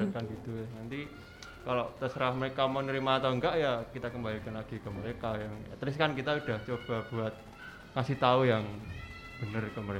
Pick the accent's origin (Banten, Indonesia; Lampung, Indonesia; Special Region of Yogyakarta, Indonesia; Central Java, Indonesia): Central Java, Indonesia; now in Jember, Indonesia; Uh, saya kebetulan merantau.